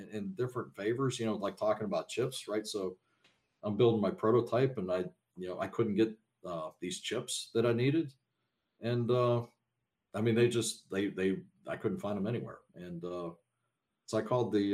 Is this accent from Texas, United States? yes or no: no; Pittsburgh, Pennsylvania, United States; I'm from Pittsburgh